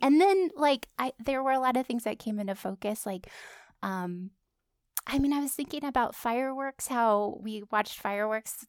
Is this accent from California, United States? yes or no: yes; California, United States; moved away; went to my hometown in California